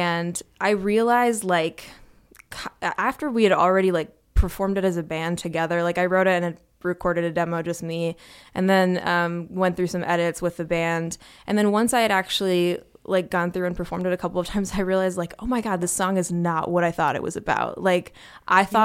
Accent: Midwest, United States; I do have a strong identity as a Midwesterner. I've lived in the Midwest my whole life

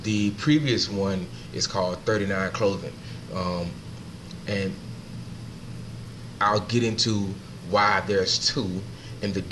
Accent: Augusta, Georgia, United States; now in Brooklyn, United States; I'm from Augusta, Georgia. I live in Brooklyn now

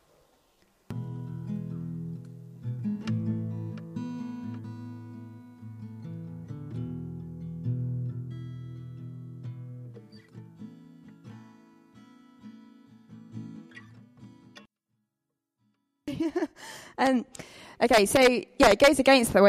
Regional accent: the Midlands, England, United Kingdom; I'm from the Midlands, so I say paths.

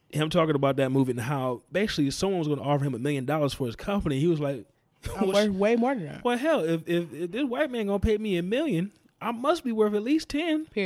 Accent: the South, United States; that's just how it was, you know, growing up in the South.

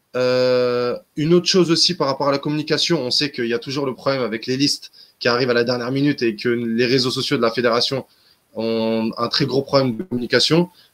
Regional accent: Constantine, Constantine Province, Algeria; now in Europe; chez moi à Constantine

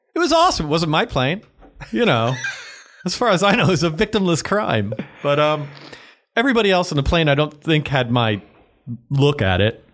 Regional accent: Massapequa, New York, United States; I grew up uh, just outside of New York City on Long Island in Massapequa

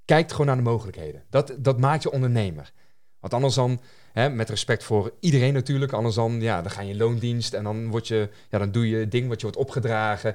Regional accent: North Brabant, Netherlands; als Nederlander, hier geboren en getogen, mm, mm, mm. Eh, in het Brabantse land

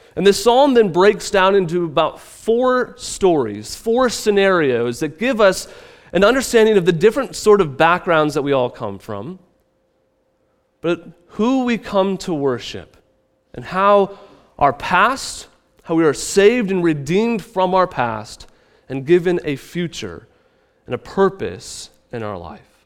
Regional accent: Midwest, United States; moved away; I come from the Midwest

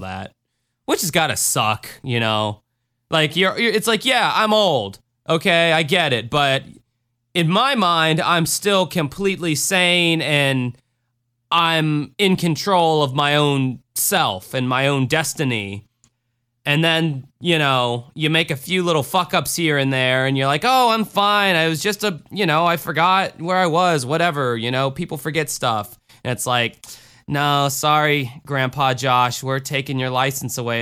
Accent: Florida, United States; I'm from Florida

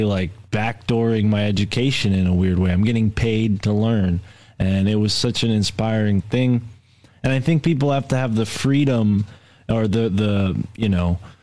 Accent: New England, United States; I'm from New England

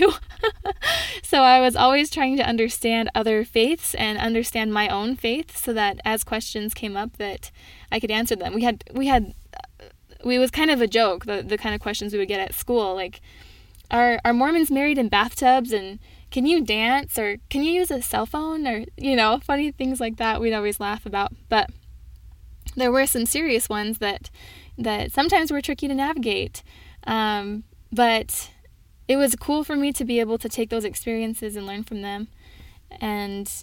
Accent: Minnesota, United States; moved away; I am originally from Minnesota.

